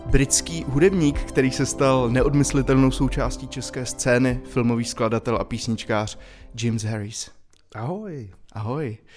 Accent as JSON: {"language": "Czech", "country": "Czechia", "tie": "born there", "said": "já narodil jsem se v Česku teda."}